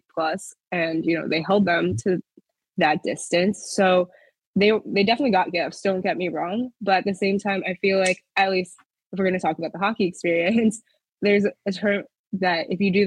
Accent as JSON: {"language": "English", "area": "Howard County", "region": "Maryland", "country": "United States", "also_born_or_lived": "Alabama / Philadelphia", "said": "I'm from Howard County, so not the biggest hockey area."}